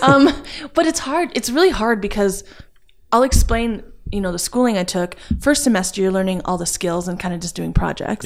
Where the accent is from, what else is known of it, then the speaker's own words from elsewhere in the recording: Edmonton, Alberta, Canada; also born or lived in Calgary; I am from Edmonton, Alberta